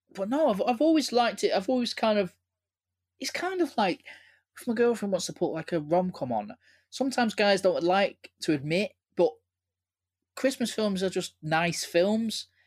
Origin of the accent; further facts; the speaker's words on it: Manchester, North West England, United Kingdom; growing up in Manchester